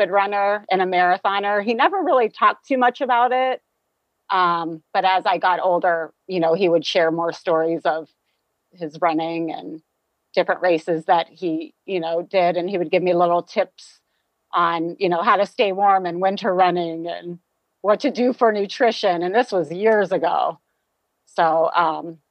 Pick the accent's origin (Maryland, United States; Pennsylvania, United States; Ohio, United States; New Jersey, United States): Ohio, United States; Youngstown; also born or lived in Toledo, Ohio; I grew up in the Youngstown, Ohio area.